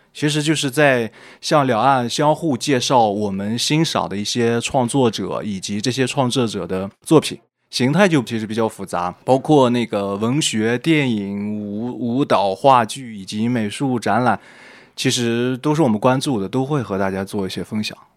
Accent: Shanxi, China; moved away as an adult; also born or lived in Guangzhou; now in Taiwan; 我是山西人，我想大家听我的口音应该比较明显

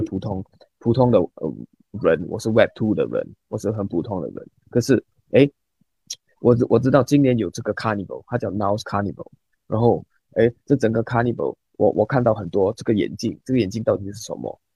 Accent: Singapore; 我们新加坡人很少用微信啊，我们没有微信

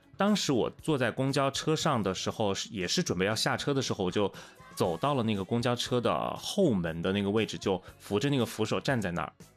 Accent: Wuhan, Hubei, China; moved away as an adult; also born or lived in Changsha; 我是武汉人，然后我工作地方是在长沙嘛，当时其实刚到长沙也就一，一年多

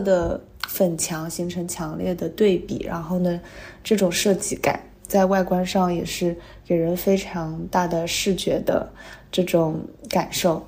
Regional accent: Hangzhou, Zhejiang, China; 因为我是杭州人嘛

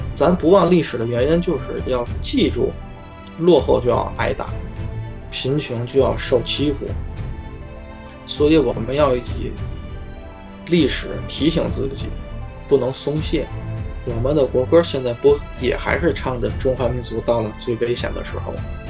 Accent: Tianjin, China; 当时我二十多岁嘛，我说从天津来的

